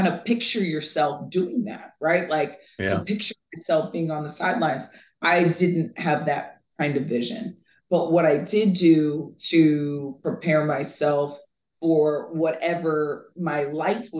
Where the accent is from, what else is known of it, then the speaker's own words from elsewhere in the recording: Vero Beach, Florida, United States; I grew up in Vero Beach, Florida